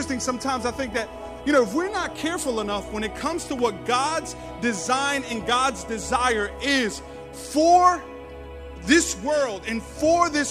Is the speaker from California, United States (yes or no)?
no; New York City, New York, United States; now in Staten Island, United States; we're from New York, Brooklyn, but I live in Staten Island.